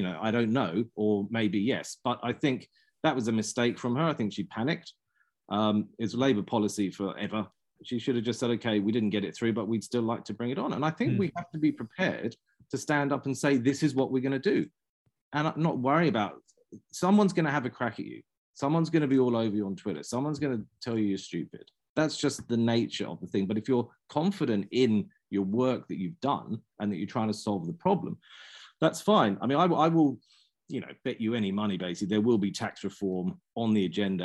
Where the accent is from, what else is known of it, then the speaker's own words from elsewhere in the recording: London, United Kingdom; also born or lived in Christchurch; now in New Zealand; I grew up cycling in London